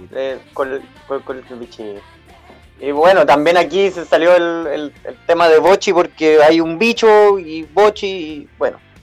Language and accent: Spanish; Chile; como güey chileno, me gusta tomar